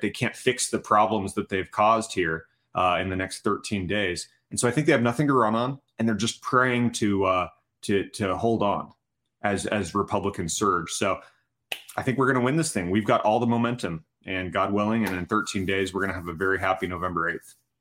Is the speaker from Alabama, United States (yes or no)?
no; Tucson, Arizona, United States; my hometown of Tucson